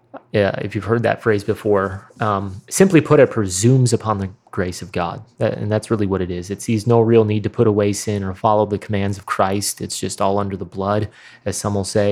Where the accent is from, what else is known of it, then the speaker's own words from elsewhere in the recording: Midwest, United States; accent: Midwestern; mine was clearly the strongest Midwestern accent